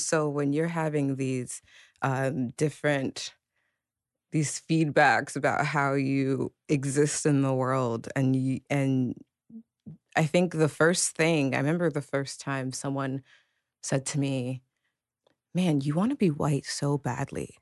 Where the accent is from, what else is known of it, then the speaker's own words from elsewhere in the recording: Princeton, New Jersey, United States; I was born in Princeton, New Jersey